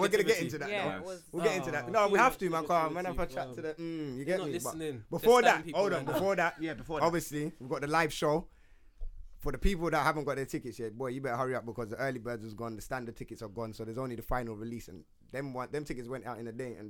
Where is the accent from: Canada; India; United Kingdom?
United Kingdom; London; Obviously, most of us from North London.